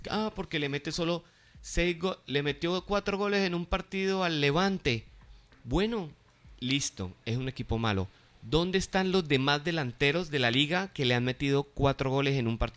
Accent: Colombia; eh, todos somos colombianos

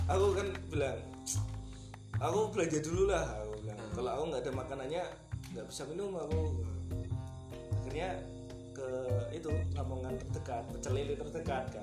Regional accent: Java, Indonesia; accent: Javanese (medok); Kan kalau logat gue Jawa banget gitu kan medok banget kan ah. jadi kan mereka nggak naruh curiga yeah.

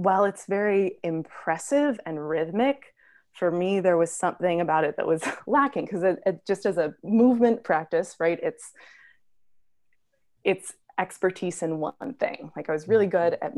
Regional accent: Southern California, United States; I grew up in Southern California

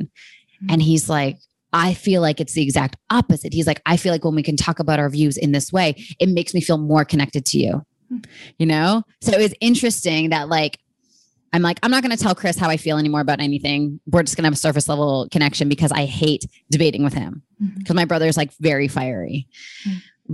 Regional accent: Canada; now in United States; being a Canadian, no one really cares about politics up there. Whereas when I moved to America

